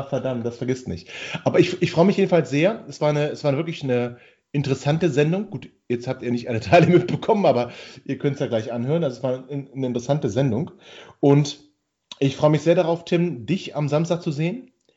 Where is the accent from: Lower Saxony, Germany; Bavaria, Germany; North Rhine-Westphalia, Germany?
Lower Saxony, Germany; Hanover; als Hannoveraner